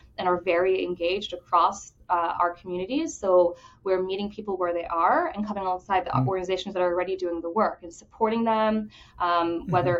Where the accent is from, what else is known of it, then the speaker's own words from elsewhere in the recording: Bahamas; now in Jacksonville, United States; I grew up in the Bahamas